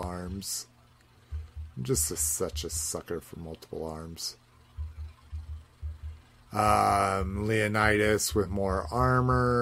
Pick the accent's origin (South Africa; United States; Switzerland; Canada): United States; Southwest; growing up in the Southwest, skulls are a big thing